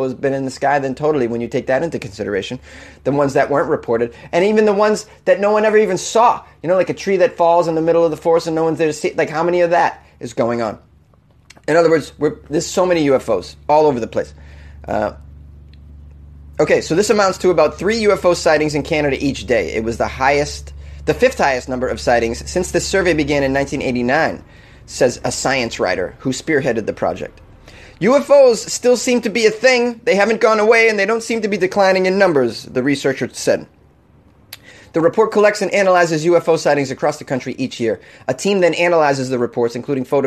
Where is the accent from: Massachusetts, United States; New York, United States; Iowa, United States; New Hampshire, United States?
Massachusetts, United States; now in Los Angeles, United States; in my home state